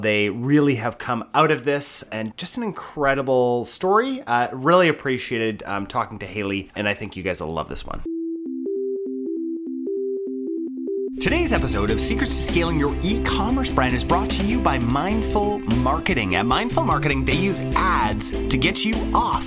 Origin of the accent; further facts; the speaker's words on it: Canada; I'm a Canadian